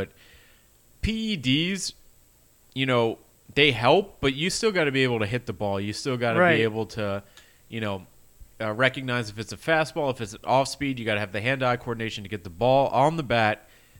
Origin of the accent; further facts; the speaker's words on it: New York, United States; As a New Yorker